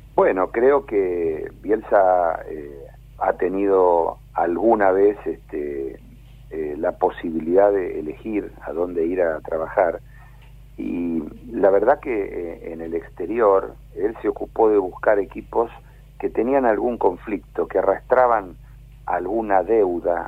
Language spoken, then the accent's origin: Spanish; Buenos Aires, Argentina; Soy, porteño